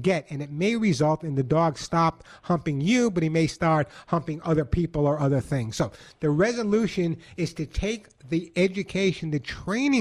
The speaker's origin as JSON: {"language": "English", "region": "New York", "country": "United States", "moved": "yes", "lives_now": "Santa Monica, United States", "said": "I live in Santa Monica, although I'm from New York. Some people say I still have an accent"}